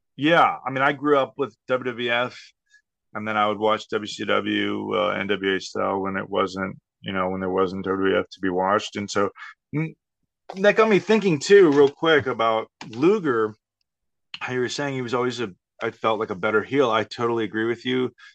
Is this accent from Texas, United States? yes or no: yes; Texas, United States; growing up in Texas.